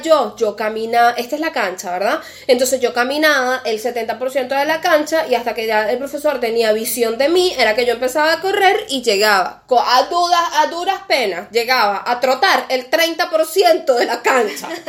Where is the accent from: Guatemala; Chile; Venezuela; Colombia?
Venezuela; now in Argentina; de venezolanos